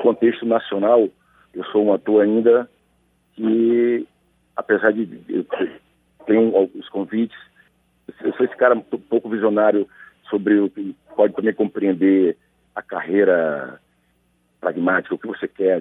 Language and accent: Portuguese; hometown with the Negro Fugido festival, Bahia, Brazil; also born or lived in Salvador; lá na minha terra, ainda criança, a gente tem um, no mês de agosto um evento itinerante chamado Negro Fugido.